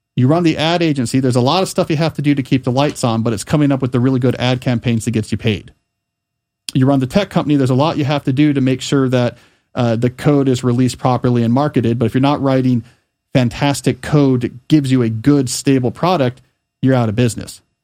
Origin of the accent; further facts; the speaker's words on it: Pennington, New Jersey, United States; when I was growing up in Pennington, New Jersey